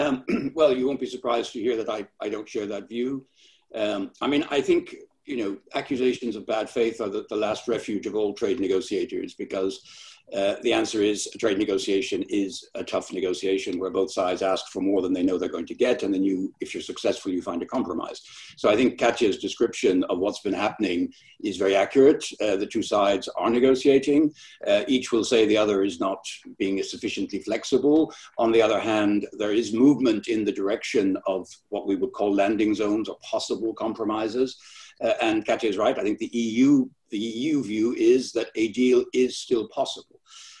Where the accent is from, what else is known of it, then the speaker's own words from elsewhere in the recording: Ireland; something broke last week which will not readily be fixed, and I say that particularly as an Irish person.